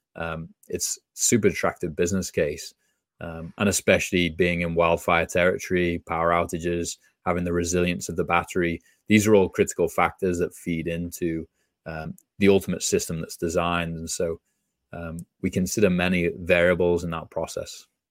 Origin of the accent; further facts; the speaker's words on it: just outside Liverpool, North West England, United Kingdom; moved away; grew up just outside Liverpool, England